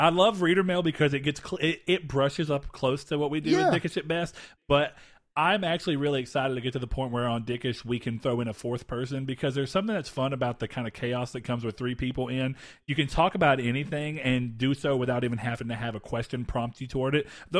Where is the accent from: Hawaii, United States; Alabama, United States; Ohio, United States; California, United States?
Hawaii, United States; born there; I was born in Hawaii. I don't think I've ever talked about that.